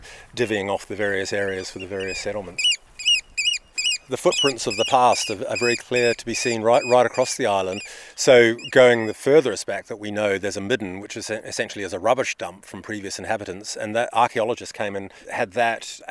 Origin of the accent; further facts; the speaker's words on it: New Zealand; now in United Kingdom; Well, I'm a New Zealander by birth. I moved to the UK many years ago.